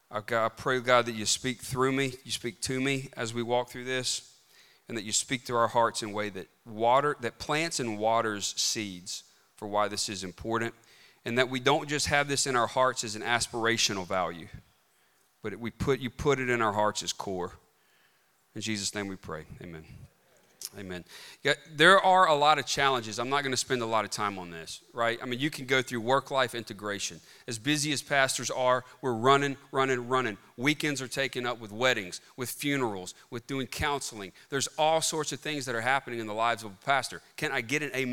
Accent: Bogue Chitto, Mississippi, United States; I'm from Bogachuda, Mississippi

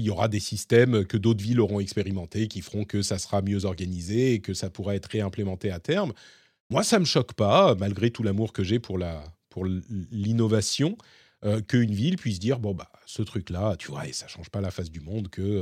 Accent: Paris, Île-de-France, France; j'ai grandi en tant que Parisien et je sais que l'urbanisme

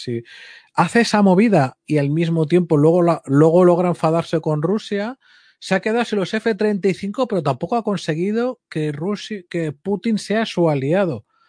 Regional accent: Spain; como español

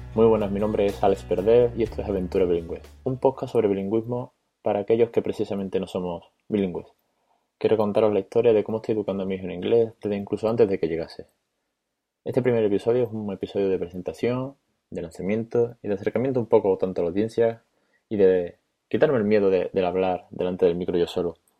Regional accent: Spain; no soy bilingüe y tal vez mi inglés es medio, como el de todos los españoles

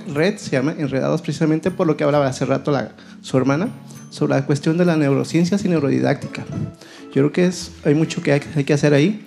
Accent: Zamora, Michoacán, Mexico; yo soy de cerca de Guadalajara, ah. Zamora, Zamora, muy cercano allá

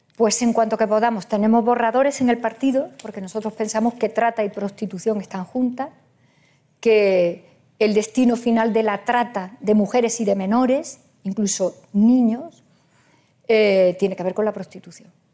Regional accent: Andalusia, Spain; Yo soy andaluza

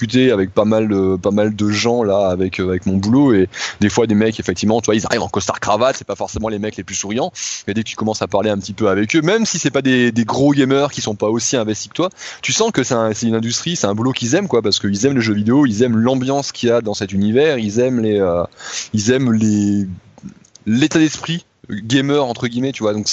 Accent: France

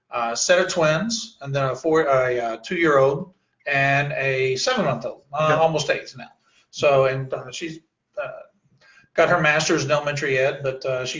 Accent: Western Kentucky, United States; also born or lived in Louisville, Kentucky / Murray, Kentucky / Memphis, Tennessee; I was actually born here in Louisville, so Louisville is home, and we grew up over in Western Kentucky.

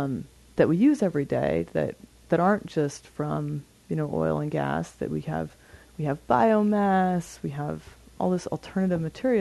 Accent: Montana, United States; I grew up in Montana and in a family that was really into being outside

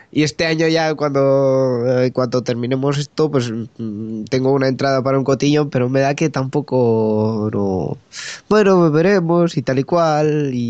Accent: Catalonia, Spain; ¿Cómo se nota que somos aquí muy catalanes, eh?

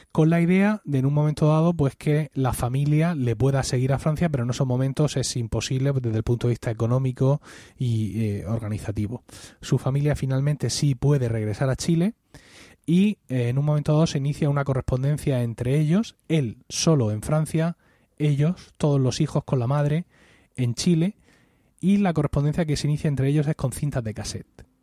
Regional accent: Blanca, Region of Murcia, Spain; mi pueblo, Blanca

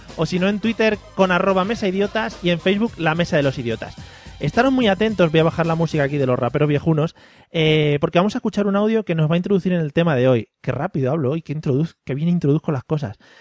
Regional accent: Madrid, Community of Madrid, Spain; soy de Madrid

